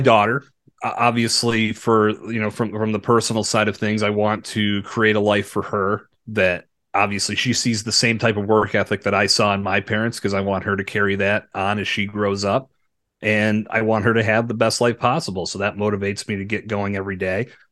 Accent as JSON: {"language": "English", "town": "Bradford", "region": "Pennsylvania", "country": "United States", "tie": "born or raised there", "said": "growing up in Bradford"}